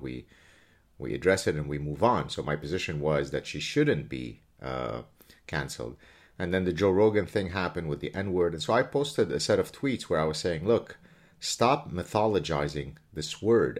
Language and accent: English; Lebanon; moved away; My story growing up in Lebanon is a really, really ugly story